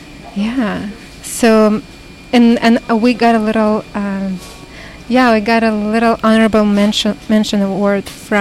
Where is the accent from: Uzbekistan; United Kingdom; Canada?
Uzbekistan; born there; also born or lived in Russia / United States; because I was born in Uzbekistan, but I lived for quite a long time in Russia, and my parents are Russian. And then I lived for a long time in America.